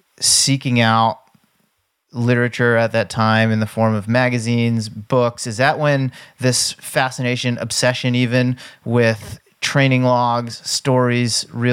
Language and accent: English; East Coast, United States; aside from the fact that we're both from the East Coast and have the initials MF.